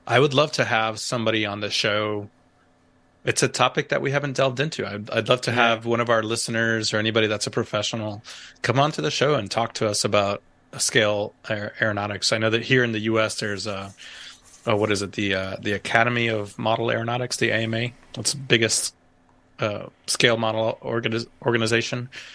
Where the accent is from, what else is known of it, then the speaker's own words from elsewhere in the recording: Canóvanas, Puerto Rico; accent: Texas; also born or lived in Virginia; now in United States; I remember as a kid growing up in Canóvanas, Puerto Rico